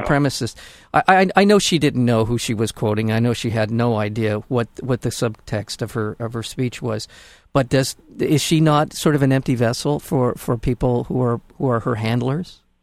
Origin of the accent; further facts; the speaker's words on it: United States; as an American, as a as a voting American